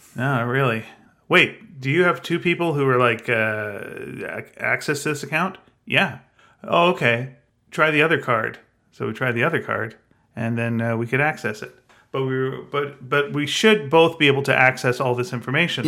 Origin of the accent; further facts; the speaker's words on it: Canada; I'm Canadian, I'm proud